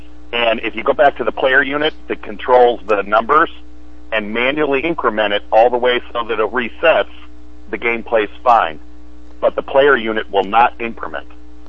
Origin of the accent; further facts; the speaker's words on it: Wisconsin, United States